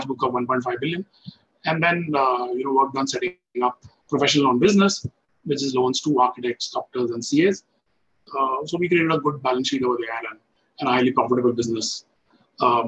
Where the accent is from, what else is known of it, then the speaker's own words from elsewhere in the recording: Delhi, India; I was born and brought up in Delhi in a middle-class family.